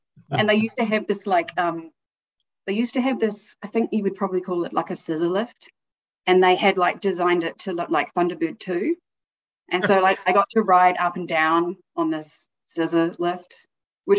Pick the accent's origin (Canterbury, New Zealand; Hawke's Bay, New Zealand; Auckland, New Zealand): Auckland, New Zealand; moved away; also born or lived in Christchurch, New Zealand / Hamilton, New Zealand; I'm born and raised New Zealand. So I was born in Christchurch. And then my family moved up to Hamilton.